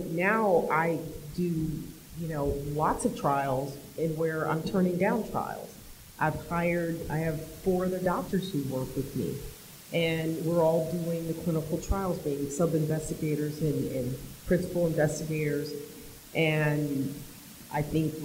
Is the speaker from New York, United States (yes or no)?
no; Washington, United States; moved away as an adult; now in Washington, D.C., United States; I grew up in Washington State and I live in Washington, D.C.